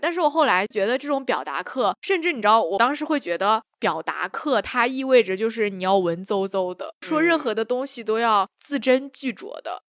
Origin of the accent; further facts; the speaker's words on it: China; 因为我们生活在中国，然后从小长大